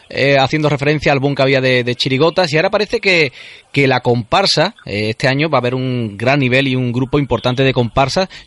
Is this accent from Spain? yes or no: yes; province of Huelva, Andalusia, Spain; yo soy de aquí, de la provincia de Huelva.